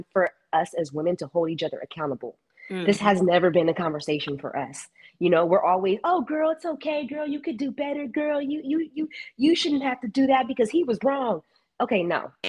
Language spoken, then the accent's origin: English; California, United States; moved away as an adult; I'm from California